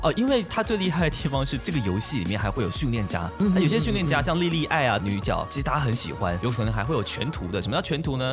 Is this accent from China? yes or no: no; Taiwan; 不要瞧不起我们台湾人